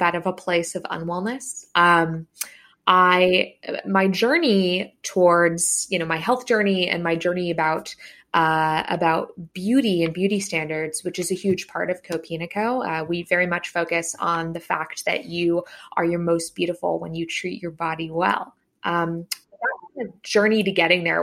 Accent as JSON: {"language": "English", "area": "San Francisco Bay Area", "region": "California", "country": "United States", "tie": "born or raised there", "said": "I grew up in the SF Bay Area"}